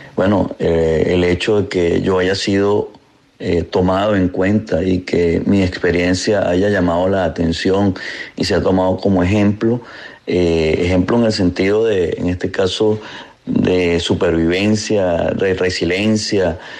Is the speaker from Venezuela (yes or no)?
yes; Venezuela; Como venezolano